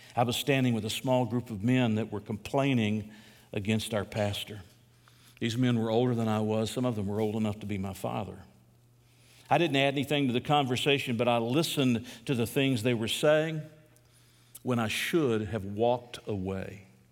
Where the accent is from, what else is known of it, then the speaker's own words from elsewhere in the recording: United States; As an American